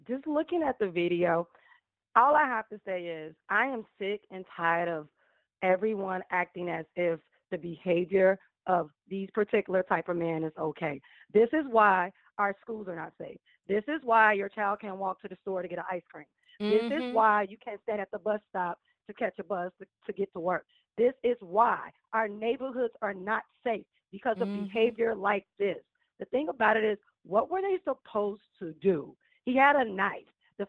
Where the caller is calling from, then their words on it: Chicago, Illinois, United States; I'm …. I'm calling from Chicago, Illinois.